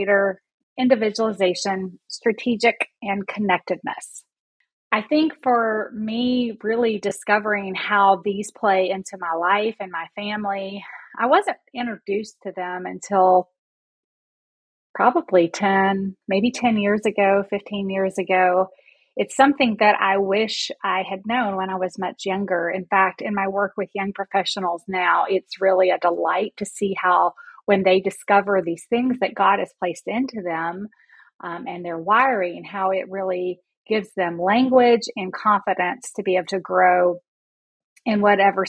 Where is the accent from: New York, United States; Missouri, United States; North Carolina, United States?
North Carolina, United States; Durham; also born or lived in Raleigh, North Carolina; I was born in Durham, and I've lived in North Carolina